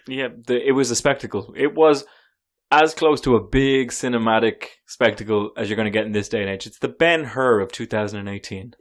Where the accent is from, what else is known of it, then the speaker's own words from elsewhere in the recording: Ireland; As an Irishman